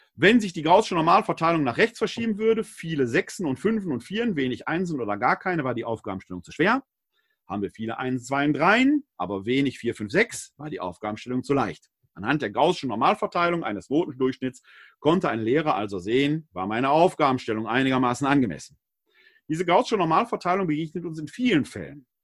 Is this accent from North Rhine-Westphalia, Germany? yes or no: yes; Essen, North Rhine-Westphalia, Germany; Meine Heimatstadt Essen, mehrfach abgebrannt